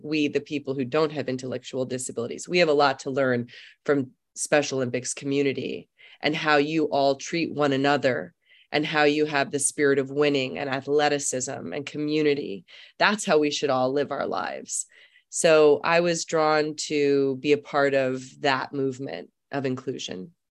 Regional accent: Germany; moved away; I'm from Germany. Uh, I was born there

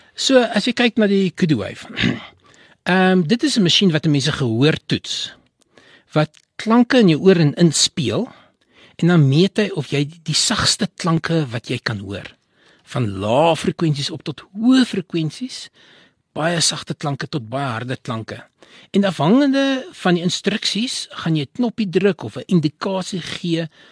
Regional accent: Johannesburg, Gauteng, South Africa; born or raised there

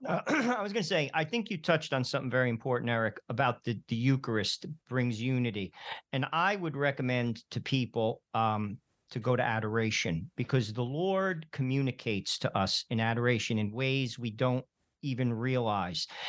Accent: New Jersey, United States; I'm from New Jersey

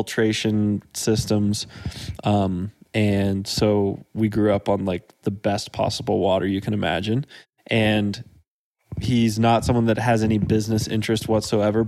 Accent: Dripping Springs, Texas, United States; now in Durango, United States; I was born in the countryside, half an hour outside of Austin. The closest town was about a 15-minute drive away called Dripping Springs.

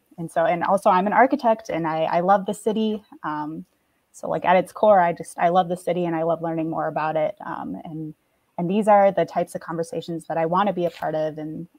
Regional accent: Chicago, Illinois, United States; I was born and raised in Chicago. I have a very different story. I grew up in Belmont Cragin area, so Northwest, and then I spent my high school days in Old Town

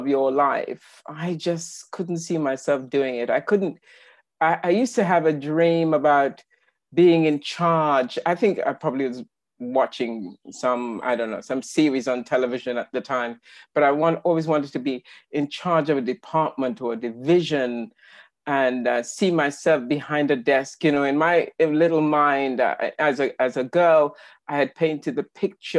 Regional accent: Trinidad & Tobago; now in United Kingdom; I was born in the Caribbean, on the wonderful island of Trinidad, as in Trinidad and Tobago. And I've been living in the UK since 1985.

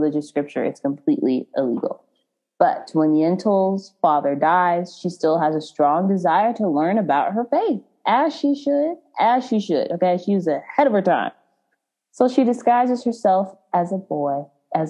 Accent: Frisco, Texas, United States; also born or lived in Waxahachie, Texas; I grew up in Frisco, when I was really little, until about 7 or 8, I lived in Waxahachie

